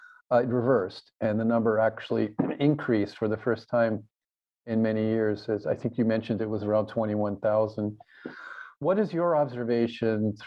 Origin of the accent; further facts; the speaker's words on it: United States; now in Japan; as an American